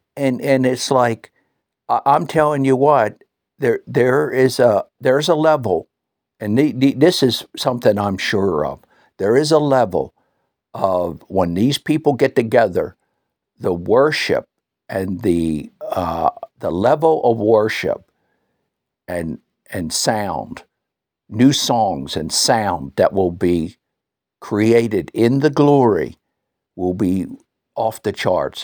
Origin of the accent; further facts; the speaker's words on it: United States; now in New Zealand; being an American